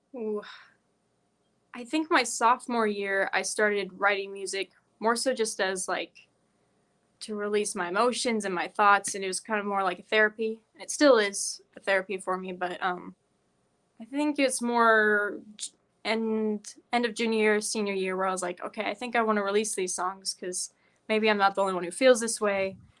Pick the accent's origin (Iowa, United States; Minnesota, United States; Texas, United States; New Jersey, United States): Iowa, United States; Carroll; I'm from Carroll, Iowa